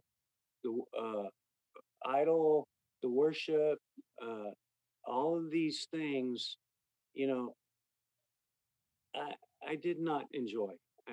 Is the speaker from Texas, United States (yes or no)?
yes; Austin, Texas, United States; I grew up in Westlake, in Austin here